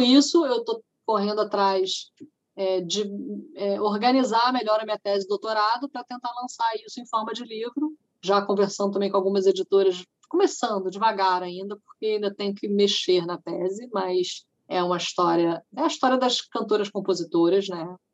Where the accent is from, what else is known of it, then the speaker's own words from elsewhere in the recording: Niterói, Rio de Janeiro, Brazil; Niterói, que é a minha cidade natal